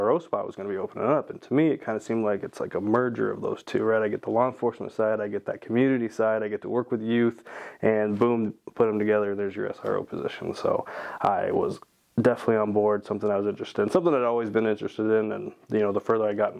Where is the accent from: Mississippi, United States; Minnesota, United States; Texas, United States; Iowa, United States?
Iowa, United States; Norwalk; moved away as an adult; also born or lived in Florida / Colorado; I'm from Iowa. I graduated from Norwalk High School. I went to school pretty much the entire time there